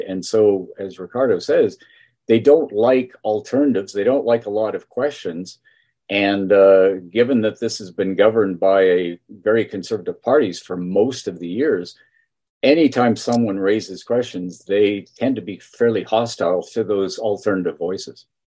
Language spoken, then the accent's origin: English; Edmonton, Alberta, Canada; also born or lived in Fort McMurray / Calgary; now in Lethbridge, Canada; I was born in Edmonton